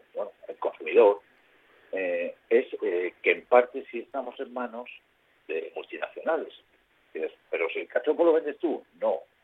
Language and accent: Spanish; Asturias, Spain; siendo asturianos